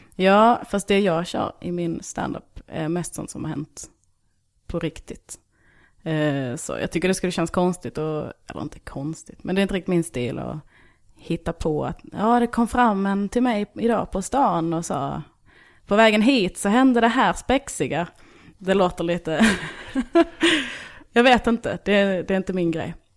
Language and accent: Swedish; Bjärnum, Skåne, Sweden; moved away as an adult; also born or lived in Kristianstad / Malmö; now in Stockholm, Sweden; Jag är från en by utanför Hässleholm som heter Bjärnum.